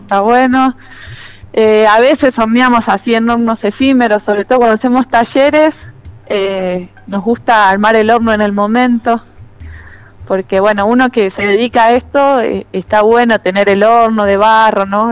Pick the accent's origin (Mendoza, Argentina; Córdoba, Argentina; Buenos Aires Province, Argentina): Buenos Aires Province, Argentina; Trenque Lauquen; moved away as an adult; now in Londres, Catamarca, Argentina; empecé de chica, en Trenquelauquen, que es donde yo nací y me crié y viví hasta los 18 años